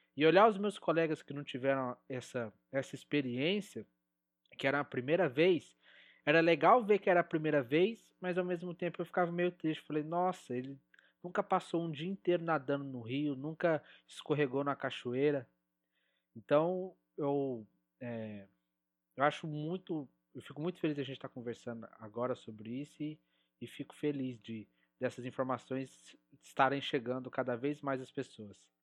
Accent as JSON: {"language": "Portuguese", "town": "Goiânia", "region": "Goiás", "country": "Brazil", "tie": "born or raised there", "also_born_or_lived": "Santos", "moved": "as an adult", "said": "Eu sou daqui de Goiás, né? Sou natural de Goiânia"}